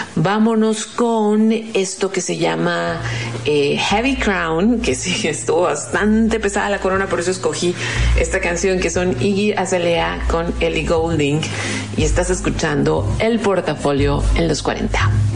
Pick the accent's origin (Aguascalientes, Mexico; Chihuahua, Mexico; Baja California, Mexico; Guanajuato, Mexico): Baja California, Mexico; Mexicali; Yo soy muy norteña, llamo mi Mexicali, llamo mi Baja